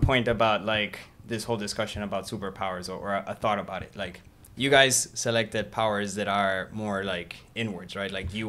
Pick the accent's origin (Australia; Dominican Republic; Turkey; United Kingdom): Turkey; I'm mixed. I was born in Turkey. My mom is Mexican. My dad is from Denmark.